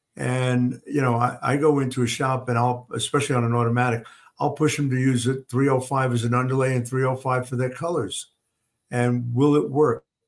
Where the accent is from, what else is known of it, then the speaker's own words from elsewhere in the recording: New York, United States; moved away; also born or lived in Oklahoma / Kalamazoo, Michigan; growing up in New York